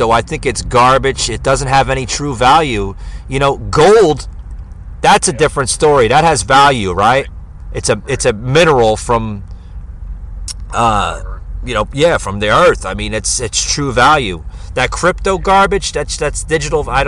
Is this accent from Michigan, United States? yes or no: no; New Jersey, United States; moved away as an adult; also born or lived in Fort Lauderdale, Florida; now in Georgia, United States; I grew up in New Jersey and spent a lot of my time in uh, Lower Manhattan before I moved down. Uh, you know, eventually I lived in Florida for like uh, about 14 years down in uh, Fort Lauderdale area, Miami, and then I moved here to Georgia about th- uh, three years ago.